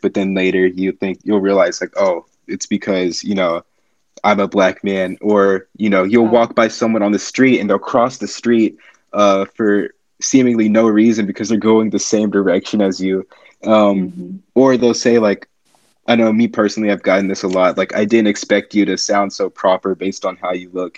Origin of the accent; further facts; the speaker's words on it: United States; I'm a junior from the United States